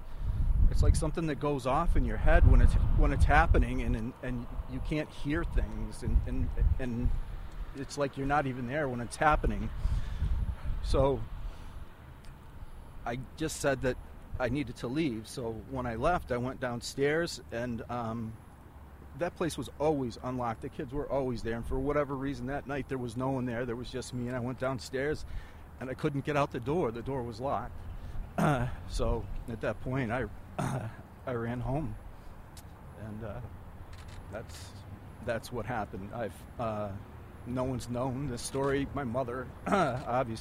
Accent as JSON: {"language": "English", "town": "Pavilion", "region": "New York", "country": "United States", "tie": "born or raised there", "said": "I grew up in Pavilion, New York"}